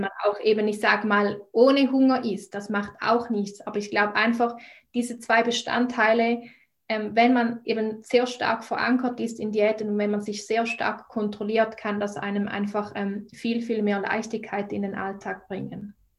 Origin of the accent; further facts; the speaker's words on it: Switzerland; ich komme aus der Schweiz, wie man vielleicht auch an meiner Sprache hört